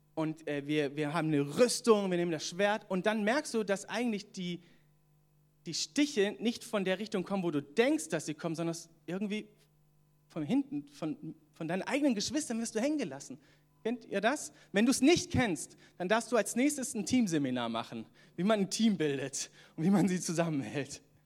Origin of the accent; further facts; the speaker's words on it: Southern Germany, Germany; moved away as an adult; also born or lived in Atlanta, United States; now in Northern Germany; ich komme ja ursprünglich aus Süddeutschland